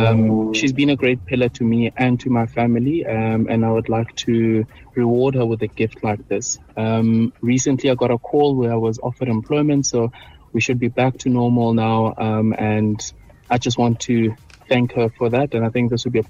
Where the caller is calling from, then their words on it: Pretoria, Gauteng, South Africa; calling from Pretoria West.